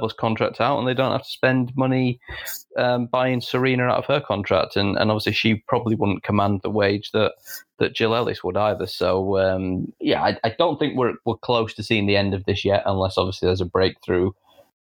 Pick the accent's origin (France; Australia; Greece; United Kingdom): United Kingdom; Yorkshire and the Humber; We're both from Yorkshire. We're both from the north of England.